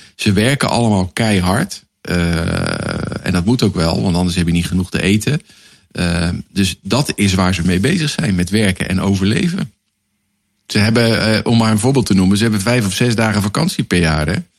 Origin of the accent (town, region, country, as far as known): Netherlands